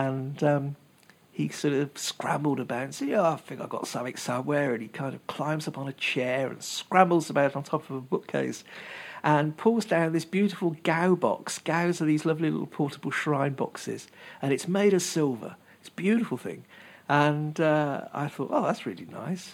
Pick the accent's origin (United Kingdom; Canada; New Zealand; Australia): United Kingdom; England; moved away; also born or lived in Worcester; When I were a lad, growing up in England, I was about 20, I guess, something like that. There was this shop in the city of Worcester, which is where I used to live